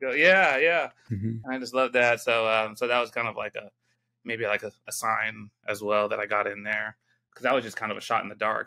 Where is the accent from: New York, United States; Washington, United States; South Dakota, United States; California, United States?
California, United States; San Diego; moved away as an adult; also born or lived in Georgia / Michigan / Arizona; now in Texas, United States; I was born and raised in San Diego.